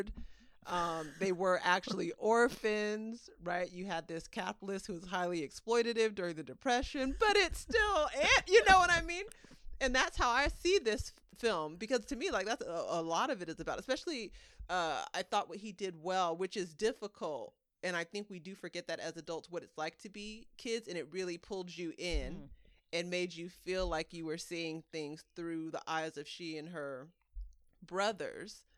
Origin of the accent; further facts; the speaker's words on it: Bay Area, California, United States; the Bay Area is a region